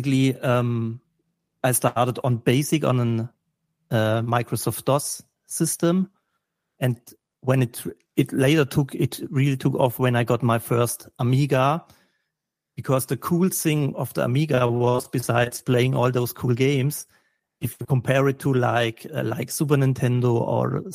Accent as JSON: {"language": "English", "country": "Germany", "said": "I'm from Germany"}